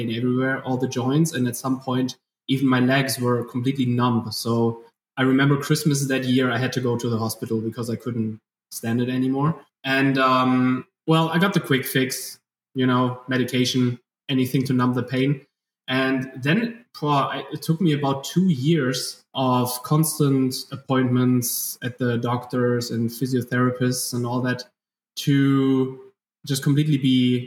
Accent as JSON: {"language": "English", "country": "Germany", "accent": "German", "second_language": "English", "said": "from my accent, people can tell that I'm German, doing my best to speak English"}